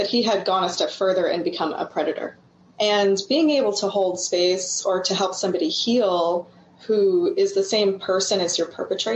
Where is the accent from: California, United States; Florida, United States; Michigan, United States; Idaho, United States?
Florida, United States; Orlando; moved away as an adult; also born or lived in West Coast, United States; I had a Shipibo maestro show up in Orlando, where I lived at the time